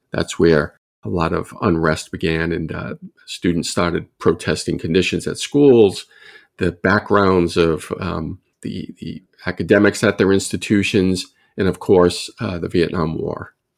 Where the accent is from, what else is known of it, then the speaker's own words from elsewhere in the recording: Providence, Rhode Island, United States; I grew up in Providence, Rhode Island